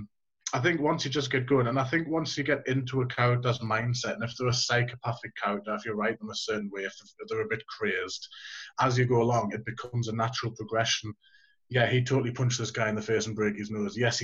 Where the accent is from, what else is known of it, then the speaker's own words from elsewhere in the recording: Gateshead, North East England, United Kingdom; also born or lived in Northumberland; where I grew up was near that area. I was born in Gateshead